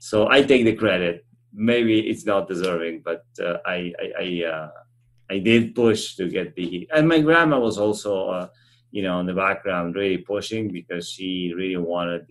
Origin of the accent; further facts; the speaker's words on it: Argentina; moved away as an adult; now in Winnipeg, Canada; my family had almost, I would say, a recreational farm in central Argentina, which I spent most of my summers growing up going there